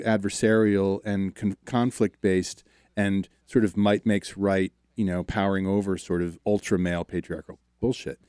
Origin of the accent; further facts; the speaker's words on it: outside of Baltimore, Maryland, United States; I grew up outside of Baltimore